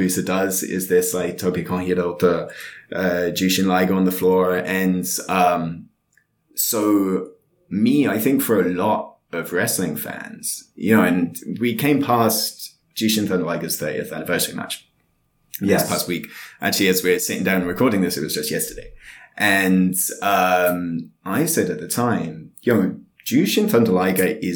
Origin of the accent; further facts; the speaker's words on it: United Kingdom; Being British.